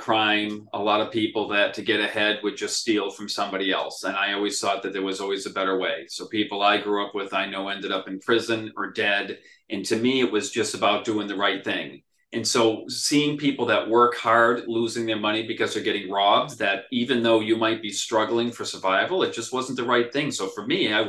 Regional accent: Worcester, Massachusetts, United States; also born or lived in England; I was born and raised in Worcester, grew up pretty poor

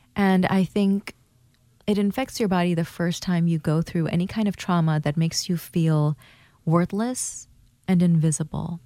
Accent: Thailand; also born or lived in Bangladesh / Hawaii; now in Portland, United States; I'm from Bangladesh and I was raised in Thailand. I was born in Bangladesh in 1983

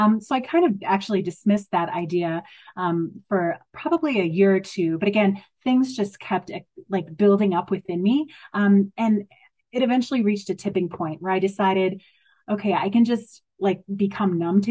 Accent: Madison, Wisconsin, United States; I grew up in Madison, Wisconsin, in a relatively poor area of the city.

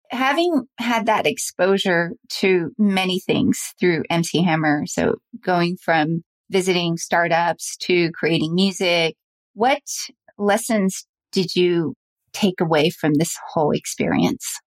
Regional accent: Salt Lake City, Utah, United States; I grew up in Salt Lake City

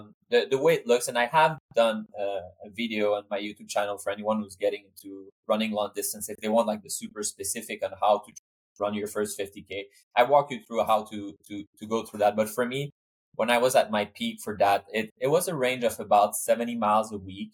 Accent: Montreal, Quebec, Canada; also born or lived in Switzerland / Sweden / Cambridge, United States; now in United States; I'm from Canada, I'm from Montreal, and I live in Switzerland and Sweden before coming to the US.

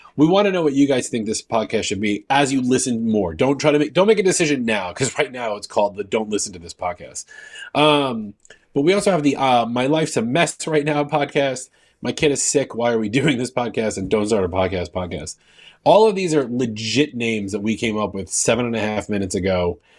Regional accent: New York, United States; I'm from New York

